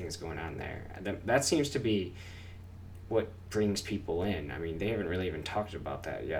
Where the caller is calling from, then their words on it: Aurora, Illinois, United States; I'm calling from Aurora, Illinois.